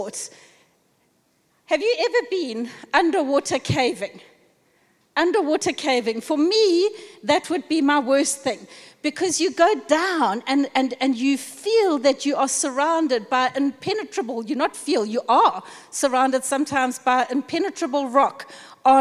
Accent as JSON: {"language": "English", "country": "South Africa", "said": "as a South African nation"}